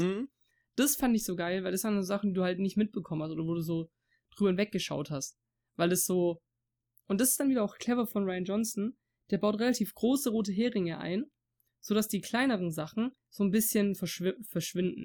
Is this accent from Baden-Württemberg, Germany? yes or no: yes; Swabia, Baden-Württemberg, Germany; accent: Swabian; first language German; Deutsch ist meine Muttersprache. Aber ich bin selber jemand, der halt auch durch, durch meinen, durch den Dialekt und sowas, also durch Schwäbisch zum Beispiel jetzt, halt so Wörter drin habe, die halt Dialekt sind.